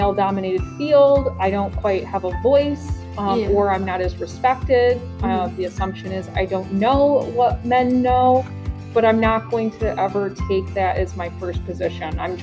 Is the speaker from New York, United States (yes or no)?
yes; Glens Falls, New York, United States; now in Queensbury, United States; I grew up in Glens Falls, who was notoriously a Democratic city